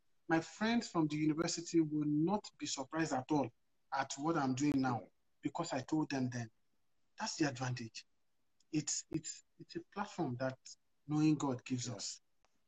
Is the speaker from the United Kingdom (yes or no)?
no; Nigeria; moved away as an adult; now in Canada; I'm very Nigerian, yeah. I haven't been here too long.